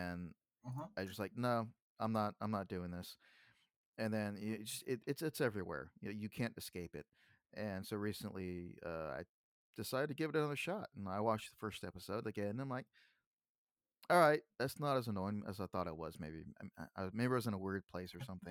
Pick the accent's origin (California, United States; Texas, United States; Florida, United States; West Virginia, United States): Texas, United States; I'm from Texas